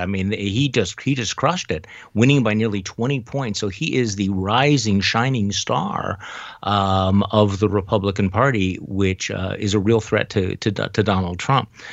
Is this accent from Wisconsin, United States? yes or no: yes; Wisconsin, United States; my home state of Wisconsin